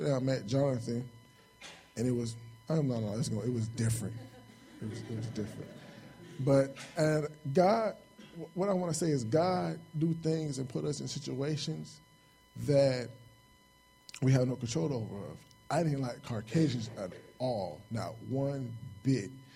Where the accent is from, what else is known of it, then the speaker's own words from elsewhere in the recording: Chicago, Illinois, United States; moved away as an adult; I'm from Chicago, South Side Chicago. I grew up there all my life